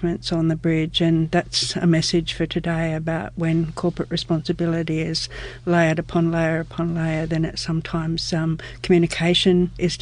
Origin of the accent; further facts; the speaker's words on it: Sydney, New South Wales, Australia; I grew up in Sydney, my dad was a boilermaker